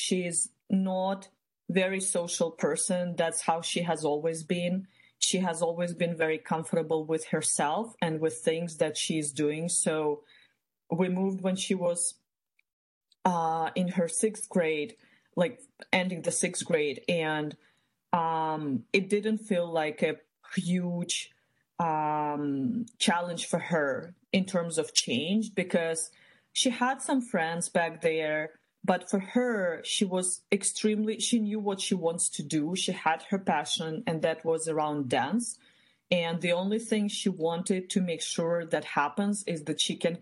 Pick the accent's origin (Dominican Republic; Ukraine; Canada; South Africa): Ukraine; moved away as an adult; now in United States; I was born back in Eastern Europe, in Ukraine. That's where I grew up.